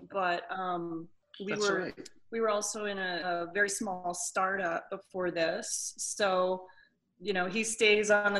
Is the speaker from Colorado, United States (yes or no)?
yes; Erie, Colorado, United States; also born or lived in California; I grew up in Erie.